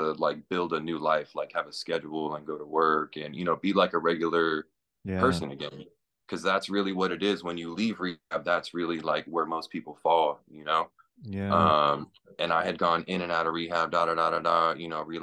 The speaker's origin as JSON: {"language": "English", "town": "Indio", "region": "California", "country": "United States", "tie": "born or raised there", "lives_now": "Vista, United States", "said": "I grew up in Indio, a desert"}